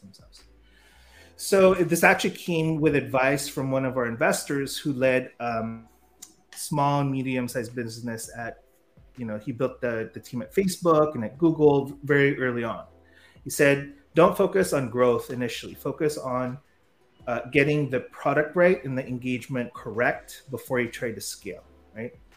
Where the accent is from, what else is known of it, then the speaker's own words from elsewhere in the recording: San Francisco, California, United States; moved away as an adult; also born or lived in Philippines; I grew up in San Francisco